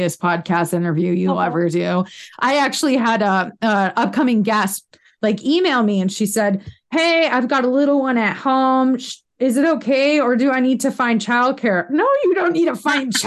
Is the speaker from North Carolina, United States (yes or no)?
no; New York, United States; I grew up in New York